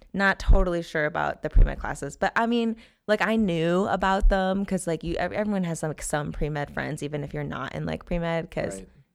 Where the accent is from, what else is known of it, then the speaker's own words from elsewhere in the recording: North Carolina, United States; born there; That's also where I was born. Fun fact, I was born in North Carolina. I've been all over the place.